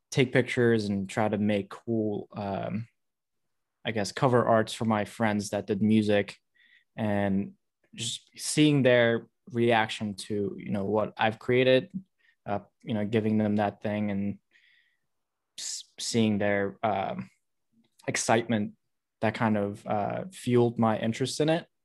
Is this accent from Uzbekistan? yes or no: yes; Uzbekistan; I'm originally from Uzbekistan